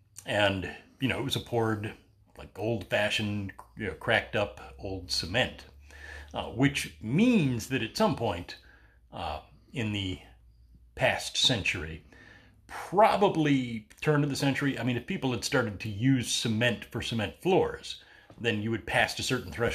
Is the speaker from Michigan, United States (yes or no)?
yes; Battle Creek, Michigan, United States; Hey, way out behind the house I grew up in Battle Creek, there was, in the interzone between the next street and mine